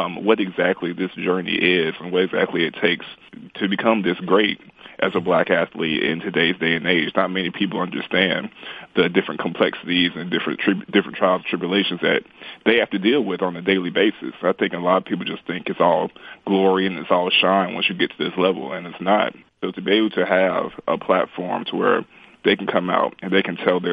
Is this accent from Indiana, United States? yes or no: no; Tuscaloosa, Alabama, United States; now in Greensboro, United States; growing up in Tuscaloosa, Alabama, I was a huge Alabama Crimson Tide fan